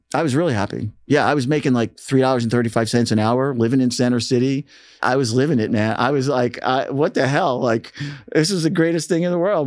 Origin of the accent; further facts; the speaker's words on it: Philadelphia, Pennsylvania, United States; growing up in Philly, I mean, the sound of Philly had has probably had musically, as a fan, the most impact on me.